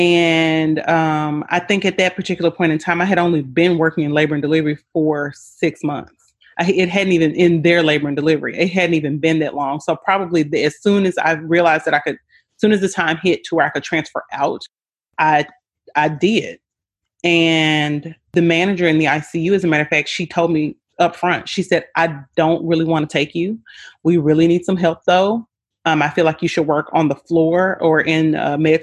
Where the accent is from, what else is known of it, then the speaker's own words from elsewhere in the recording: Memphis, Tennessee, United States; moved away as an adult; also born or lived in Michigan / Maryland; I was actually born and raised in Memphis, Tennessee.